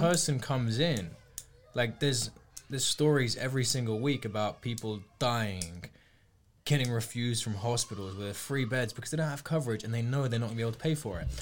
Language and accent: English; United Kingdom